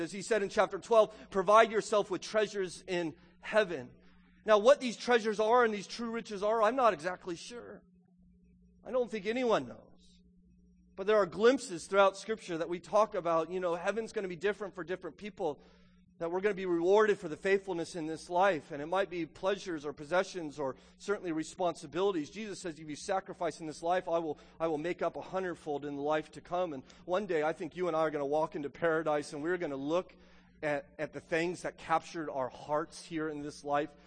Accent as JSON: {"language": "English", "country": "United States", "said": "this is our ethos as an American"}